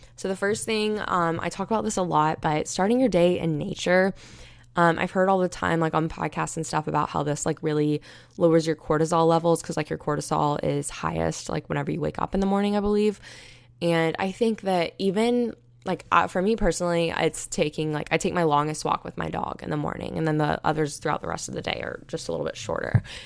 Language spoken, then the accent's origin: English; United States; moved away as an adult; when Hurricane Michael hit my hometown